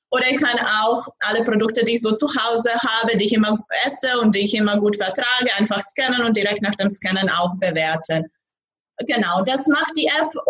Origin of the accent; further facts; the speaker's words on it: Zagreb, City of Zagreb, Croatia; German is a second language; moved away as an adult; now in Braunschweig, Germany; ich komme aus Kroatien, aus Zagreb. Ich wohne die letzten drei Jahre in Deutschland, in Braunschweig.